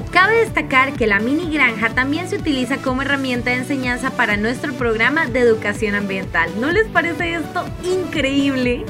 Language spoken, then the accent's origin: Spanish; Costa Rica; como ticos